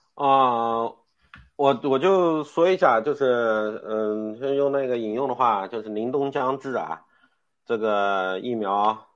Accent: China; 就是考验我们中国人的团结力。

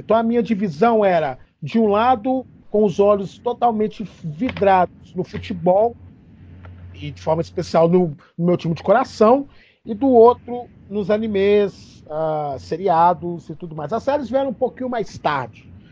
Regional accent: Belo Horizonte, Minas Gerais, Brazil; eu sou também daqui de Belo Horizonte

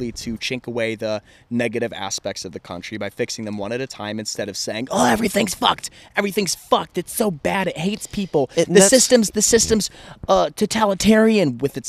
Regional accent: United States; we're still American

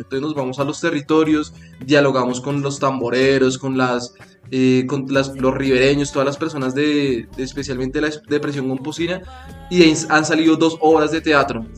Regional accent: Bogotá, Colombia; also born or lived in Mompox; yo he vivido casi toda mi vida en Bogotá, pero soy, digamos, oriundo de mi familia, viene de Monpós

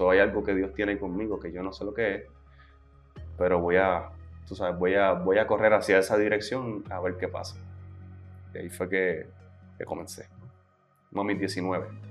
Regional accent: Las Piedras, Puerto Rico; jugaba baloncesto en el equipo de Las Piedras, que es el pueblo de donde yo vengo

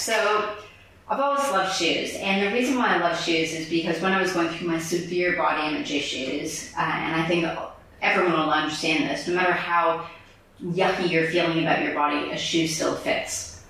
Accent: Bronx, New York, United States; People think I'm from Jersey. I'm like, yo, I'm from the Bronx. What are you talking about?

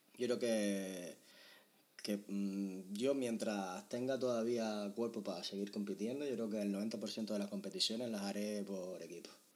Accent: Tenerife, Canary Islands, Spain; nosotros que somos de Tenerife

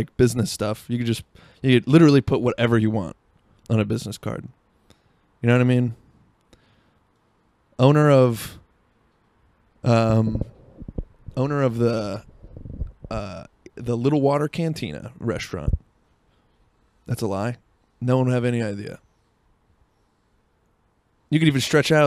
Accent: Seattle, Washington, United States; I was from Seattle

